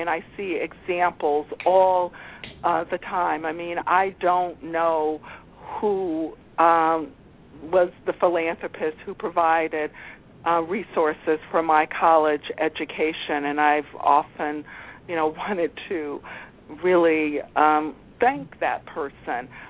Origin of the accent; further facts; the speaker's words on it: Alexandria, Virginia, United States; I grew up in Alexandria, Virginia, outside of Washington, D.C., before it was a tourist destination